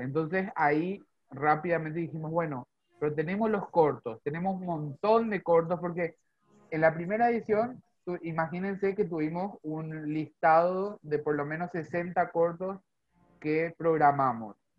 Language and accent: Spanish; Paraguay; also born or lived in Zona Sur, Greater Buenos Aires, Argentina; now in Argentina; yo que soy paraguayo